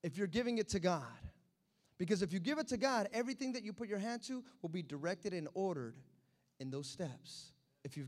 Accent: United States; I'm American

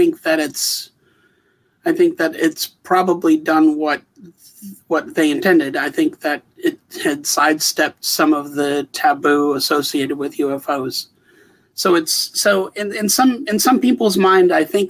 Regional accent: Wisconsin, United States; moved away as an adult; also born or lived in Bozeman, Montana; I come from Wisconsin originally.

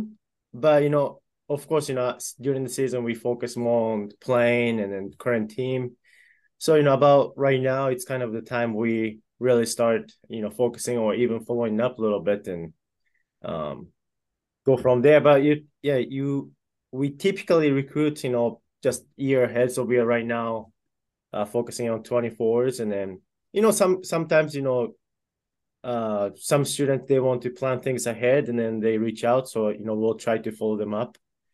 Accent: Japan; now in Iowa, United States; And I'm originally from Japan, so, you know, I have that a little bit connection with that, with my home country.

